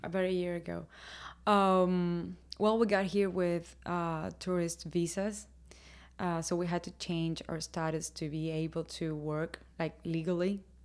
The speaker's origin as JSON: {"language": "English", "region": "Havana", "country": "Cuba", "tie": "born or raised there", "moved": "as an adult", "lives_now": "Nashville, United States", "said": "I was born in Havana"}